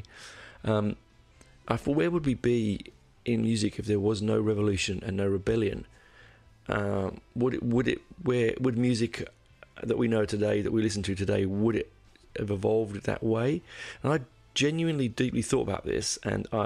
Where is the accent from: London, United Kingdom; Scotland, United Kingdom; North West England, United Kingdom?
London, United Kingdom; I grew up in North London, in Copthall